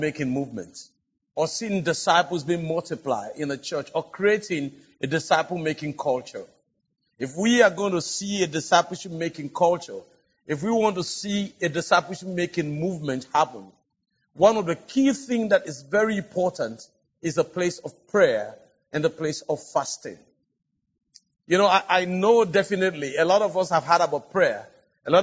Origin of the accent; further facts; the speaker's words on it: Sierra Leone; Because I come from Africa, and especially from West Africa